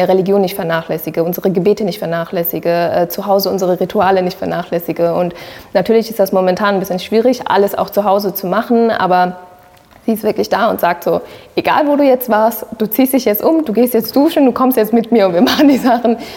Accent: Sri Lanka; ich bin eine Tamilin. Ja, also ich habe eine sehr, sehr starke Verbindung äh, zu meinen äh, zu meiner Heimatland kann ich jetzt so mal sagen.

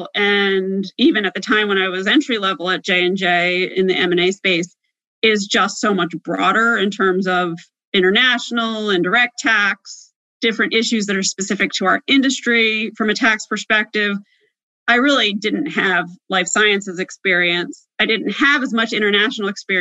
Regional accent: New Jersey, United States; moved away as an adult; also born or lived in Washington, D.C.; I'm from Southern New Jersey

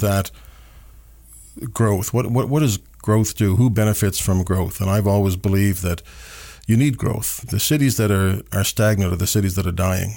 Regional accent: Canada; as a Canadian

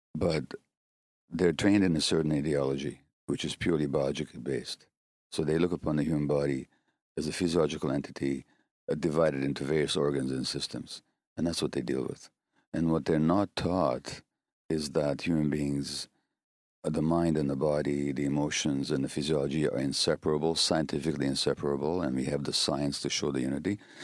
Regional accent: Hungary; moved away; in my home country of Hunga-, Hungary

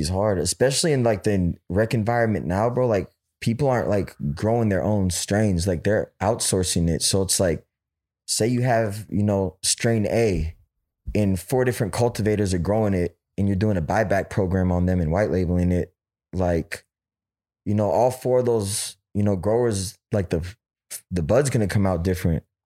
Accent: Oakland, California, United States; I'm from Oakland

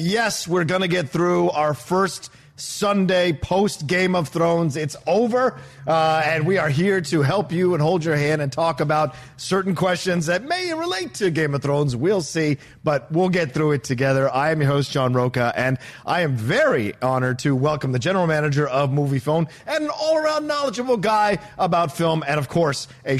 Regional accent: Virginia, United States; growing up in Virginia.

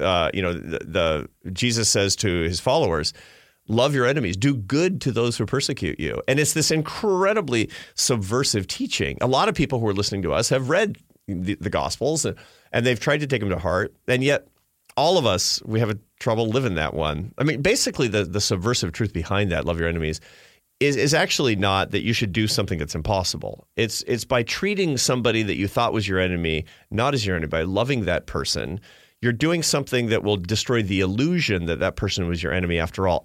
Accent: Seattle, Washington, United States; I grew up in Seattle in a, in a, in a progressive family

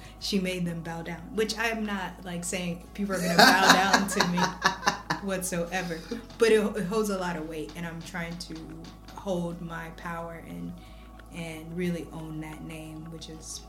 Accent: Ethiopia; moved away; I'm originally from Ethiopia.

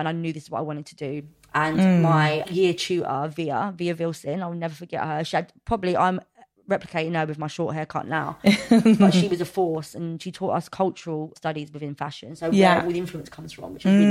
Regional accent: London, United Kingdom; I'm born and raised in Fulham before Fulham was posh

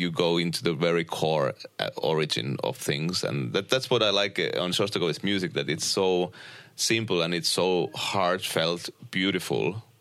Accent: Uusimaa, Finland; uh, close to Helsinki

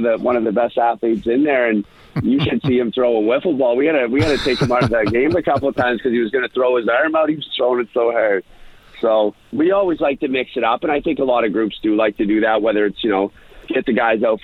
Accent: Pictou County, Nova Scotia, Canada; in the arena here in Pictou County

